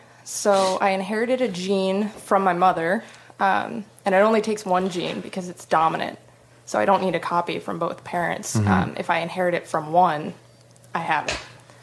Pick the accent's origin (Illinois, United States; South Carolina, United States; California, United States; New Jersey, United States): New Jersey, United States; moved away as an adult; now in Seattle, United States; Well, I'm originally from the East Coast. I'm from New Jersey. But I've been living in Seattle for over 2 years now.